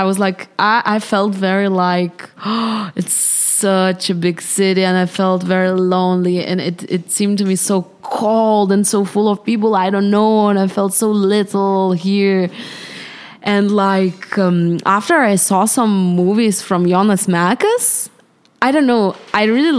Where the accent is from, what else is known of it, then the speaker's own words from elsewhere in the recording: Vilnius, Vilnius County, Lithuania; in Vilnius, Lithuania.